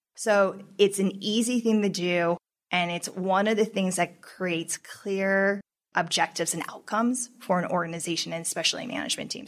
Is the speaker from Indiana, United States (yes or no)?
no; Colorado, United States; We're not from Texas. We're from Colorado.